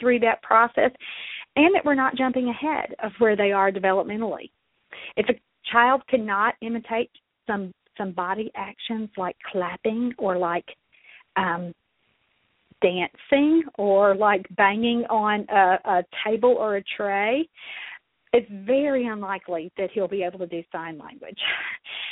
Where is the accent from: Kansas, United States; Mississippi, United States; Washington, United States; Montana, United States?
Mississippi, United States; accent: southern; also born or lived in Kentucky; now in Louisville, United States; I was born and raised in Mississippi